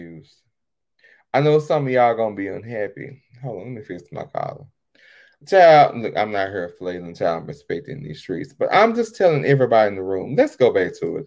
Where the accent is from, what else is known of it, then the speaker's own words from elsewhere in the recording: Texas, United States; born and bred in Texas